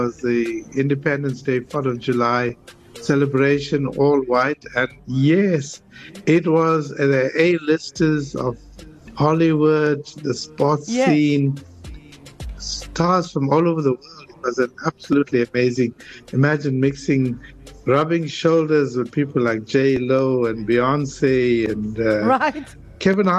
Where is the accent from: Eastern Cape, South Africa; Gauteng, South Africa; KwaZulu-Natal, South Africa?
KwaZulu-Natal, South Africa; Durban; I'm from Africa, I'm from Durban